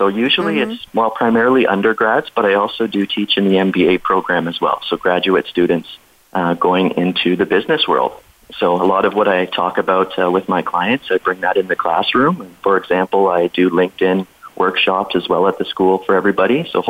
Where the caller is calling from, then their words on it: Kamloops, British Columbia, Canada; Yeah, so I am calling from Kamloops, British Columbia in Canada. So for those of you who may not have heard of it, it's just about a couple hours away from Vancouver. So beautiful little town nestled in the mountains